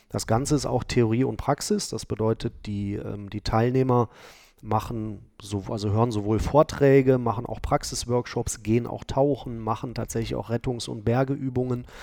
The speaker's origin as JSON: {"language": "German", "town": "Cologne", "region": "North Rhine-Westphalia", "country": "Germany", "tie": "born there", "said": "also ich bin zwar gebürtiger Kölner, also äh, aus der anderen Stadt"}